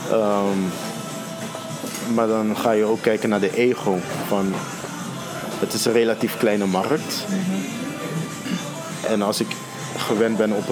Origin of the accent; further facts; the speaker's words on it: Netherlands; accent: Hollands; Ook al praat ik nu met mijn Hollands accent zo.